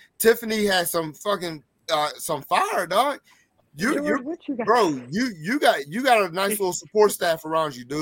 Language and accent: English; Midland, Pennsylvania, United States; I'm from Midland